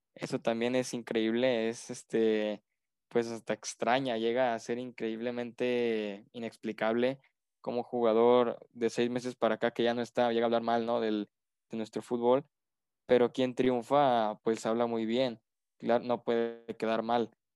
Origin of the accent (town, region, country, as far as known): Mexico